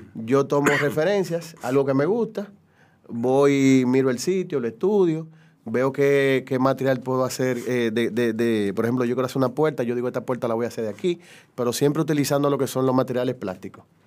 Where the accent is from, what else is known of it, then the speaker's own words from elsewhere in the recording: Dominican Republic; Yo soy dominicano